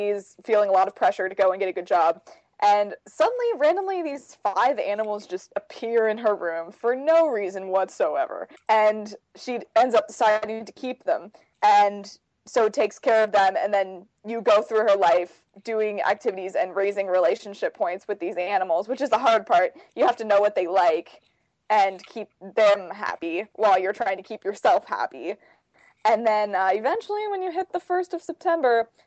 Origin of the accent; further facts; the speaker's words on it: California, United States; I'm also from California